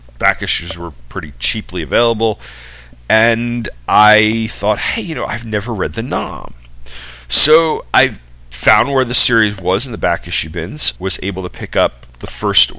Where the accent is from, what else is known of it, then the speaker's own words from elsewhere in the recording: Long Island, New York, United States; I grew up on Long Island.